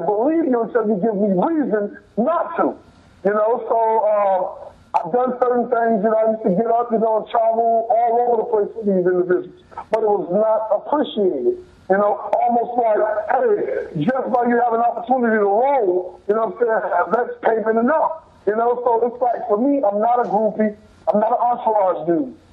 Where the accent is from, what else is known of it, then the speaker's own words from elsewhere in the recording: Miami, Florida, United States; we were both Pivine natives. So same school bus, same school, same street, same everything